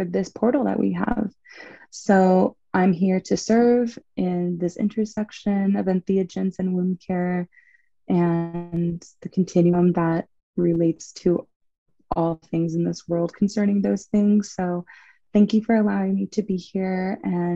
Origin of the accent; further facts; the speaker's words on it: Los Angeles, California, United States; moved away as an adult; now in San Diego, United States; I also was born and raised in Los Angeles